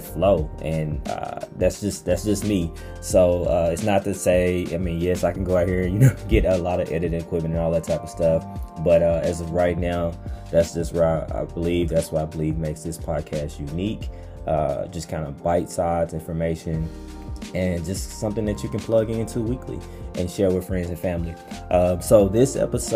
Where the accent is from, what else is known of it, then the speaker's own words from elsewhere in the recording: Pine Bluff, Arkansas, United States; I grew up in Pine Bluff